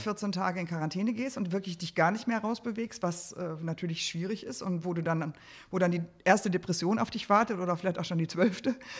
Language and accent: German; Dortmund, North Rhine-Westphalia, Germany; ich komme halt aus Dortmund